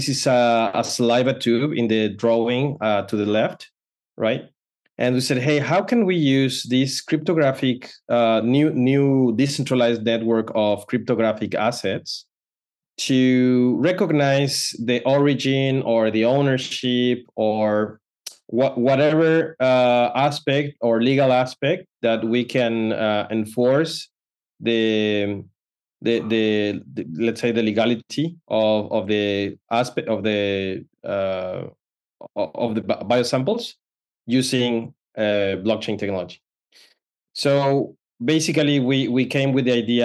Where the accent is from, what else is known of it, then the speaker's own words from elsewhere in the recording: Mexico; moved away as an adult; now in Palo Alto, United States; I'm originally from Mexico, but right now I'm in Palo Alto, California. So decided to come in 2015